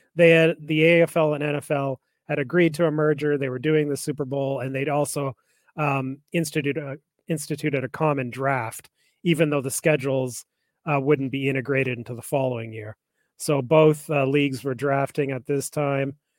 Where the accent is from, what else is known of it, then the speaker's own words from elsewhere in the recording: Calgary, Alberta, Canada; I grew up in Calgary